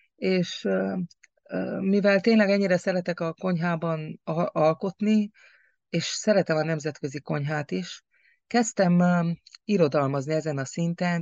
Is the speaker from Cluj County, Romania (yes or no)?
no; Cârța, Harghita County, Romania; falunk, Karcfalván, ahol születtem